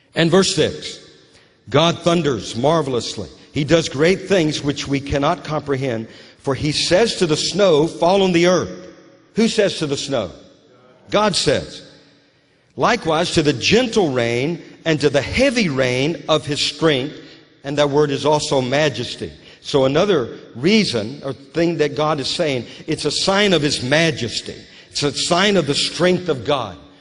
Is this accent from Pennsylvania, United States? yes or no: no; Louisiana, United States; moved away as an adult; also born or lived in West Virginia; now in Moravian Falls, United States; I was just a kid, a little kid, growing up in Louisiana